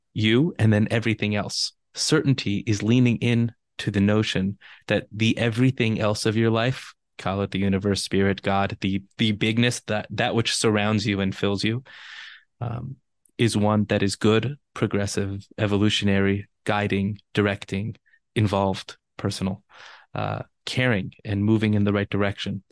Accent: Los Angeles, California, United States; I'm born and raised in Los Angeles, and being from L

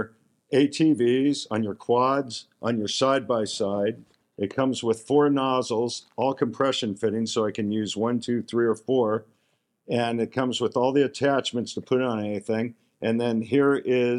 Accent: Scottsdale, Arizona, United States; I'm from Scottsdale, Arizona

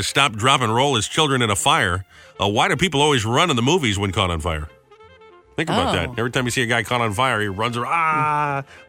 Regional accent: New England, United States; moved away; when I was growing up in New England

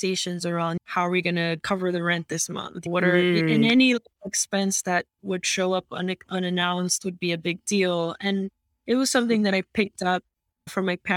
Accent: New York City, New York, United States; moved away as an adult; now in Miami, United States; I'm originally from New York. I was born and raised in Queens, New York

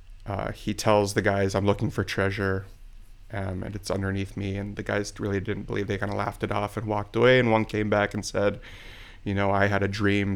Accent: Jamestown, North Dakota, United States; also born or lived in Wichita, Kansas; now in Anoka, United States; I was born in Wichita, Kansas. So and I was raised in Jamestown, North Dakota.

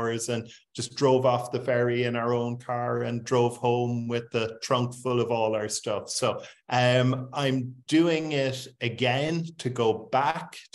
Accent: Cork, Munster, Ireland; moved away as an adult; I'm in Cork, Ireland, which is my hometown.

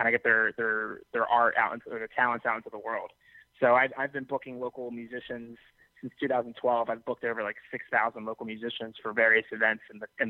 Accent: Philadelphia suburbs, Pennsylvania, United States; now in Philadelphia, United States; College brought me personally out to Philadelphia. I'm just from the outside, the surrounding suburbs, but then went to university and then stayed here ever since.

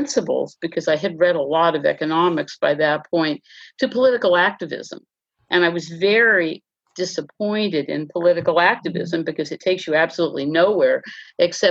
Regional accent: Los Angeles, California, United States; I grew up in West Los Angeles

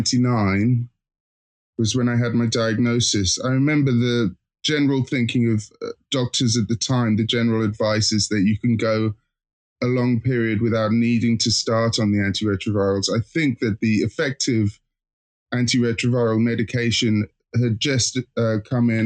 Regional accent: Hastings, South East England, United Kingdom; moved away; I'm originally from Hastings

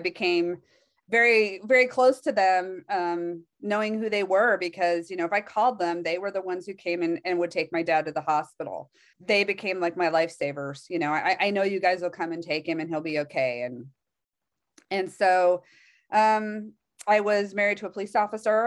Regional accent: Palo Alto, California, United States; I was actually born in Palo Alto

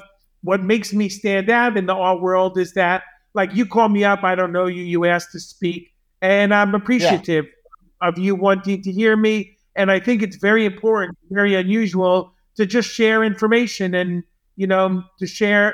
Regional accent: Long Island, New York, United States; I'm from Long Island, which even though it's only 17 miles from where I'm sitting literally now in New York City, it could be a gulf of a million miles because I was brought up in the suburbs

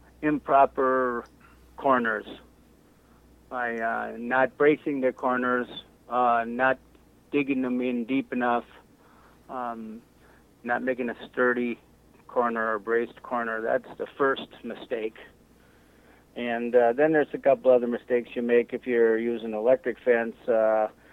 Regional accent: Melador, Wisconsin, United States; from Melador, Wisconsin. I was born and raised on this farm.

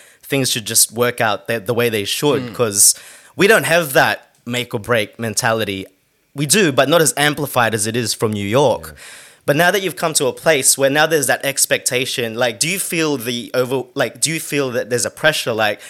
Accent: Sydney, New South Wales, Australia; moved away as an adult; now in London, United Kingdom; I'm from Australia

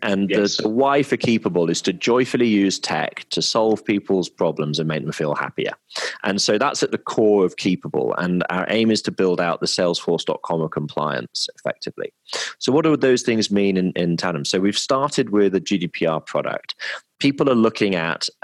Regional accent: Midlands, United Kingdom; moved away; also born or lived in London / Hong Kong / Melbourne; I'm from the Midlands, and it's a very sort of entrepreneurial area

